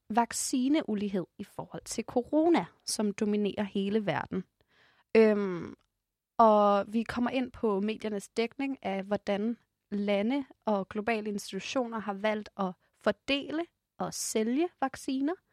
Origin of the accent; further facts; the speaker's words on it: Ethiopia; now in Denmark; Vi er i Danmark, en af de toprigeste lande i hele verden. Øhm, men personligt så kommer jeg jo faktisk også fra Etiopien, som er en af de fattigste lande i hele verden.